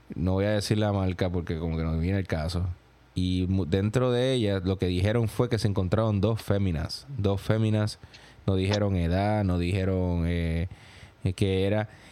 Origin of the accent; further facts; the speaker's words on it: Gurabo, Puerto Rico; moved away as an adult; also born or lived in New York; now in United States; en mi pueblo, en Gurabo